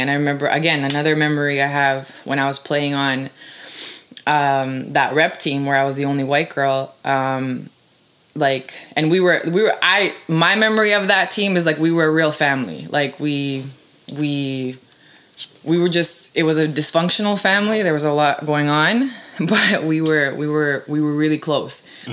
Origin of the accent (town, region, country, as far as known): Toronto, Ontario, Canada; born or raised there; also born or lived in Serbia